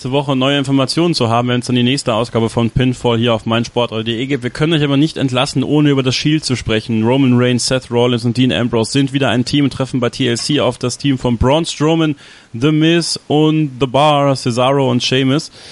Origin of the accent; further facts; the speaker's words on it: Borken, North Rhine-Westphalia, Germany; WXW im Borken, in meiner Heimatstadt